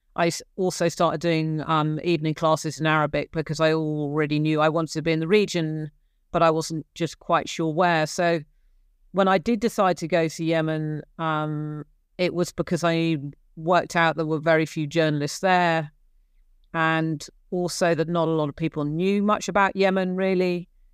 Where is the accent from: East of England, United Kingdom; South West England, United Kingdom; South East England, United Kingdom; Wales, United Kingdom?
South West England, United Kingdom; Gloucestershire; accent: English; moved away as an adult; also born or lived in Cork, Ireland; I grew up in Gloucestershire in, in England